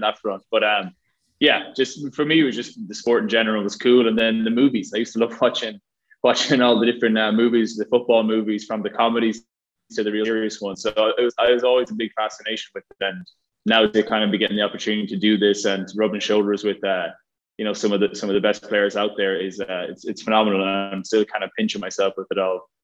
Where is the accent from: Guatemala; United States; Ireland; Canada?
Ireland; moved away as an adult; from Ireland, uh, growing up in Ireland